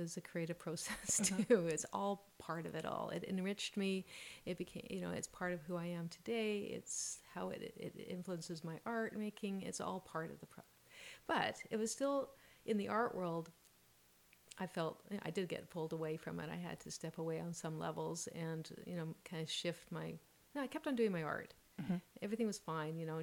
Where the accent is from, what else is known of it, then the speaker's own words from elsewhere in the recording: Vancouver, British Columbia, Canada; I grew up in Vancouver, West Side, you know, Kerrisdale, Oak Ridge, and my parents were born here